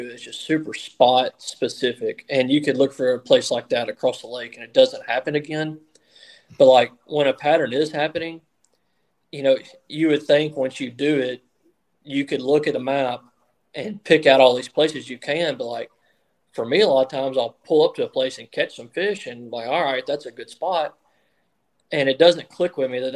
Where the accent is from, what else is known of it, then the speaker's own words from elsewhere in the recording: United States; I grew up on the Tennessee River